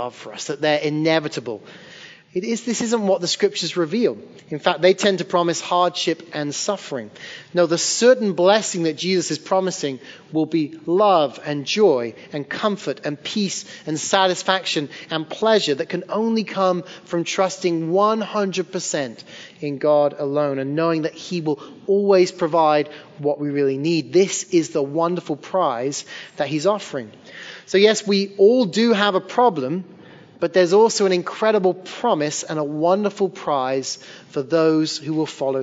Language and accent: English; Hereford, West Midlands, United Kingdom; moved away as an adult; also born or lived in Liverpool; now in Sullivan's Island, United States; I left my hometown of Hereford, England, moved north about 2 hours to become a youth pastor in Liverpool